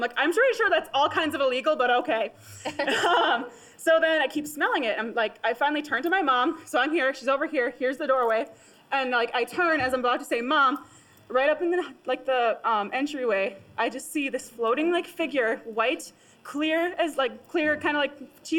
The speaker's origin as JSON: {"language": "English", "region": "Wisconsin", "country": "United States", "said": "I'm actually from Wisconsin, which is a little bit over that way."}